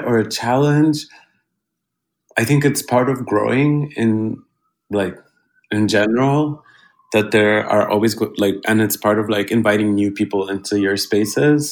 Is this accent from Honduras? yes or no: yes; Honduras; now in New York, United States; I'm from Honduras